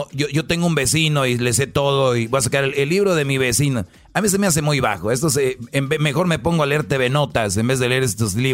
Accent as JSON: {"language": "Spanish", "region": "Michoacán", "country": "Mexico", "said": "Como buen michoacano, pura tierra caliente, viejo."}